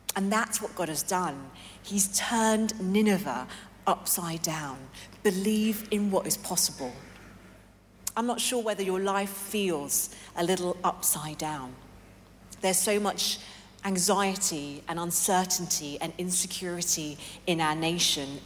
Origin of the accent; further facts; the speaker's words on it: London, United Kingdom; moved away as an adult; also born or lived in Hong Kong / New York City; I was born and raised in London